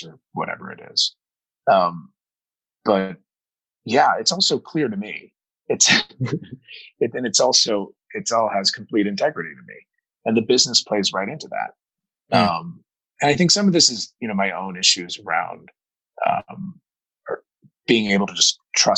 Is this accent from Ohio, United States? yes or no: yes; Dayton, Ohio, United States; also born or lived in St. Louis, Missouri; I grew up in Dayton, Ohio